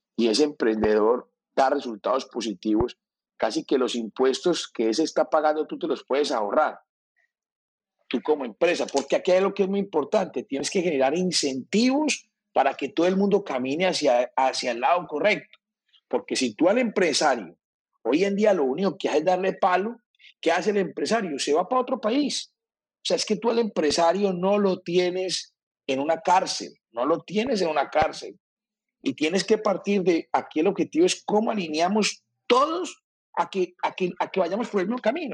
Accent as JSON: {"language": "Spanish", "town": "Medellín", "region": "Antioquia", "country": "Colombia", "tie": "born or raised there", "moved": "yes", "lives_now": "Barranquilla, Colombia", "said": "yo vivo en Barranquilla, soy paisa, pero he dicho, soy barranquillero, nacido en Medellín"}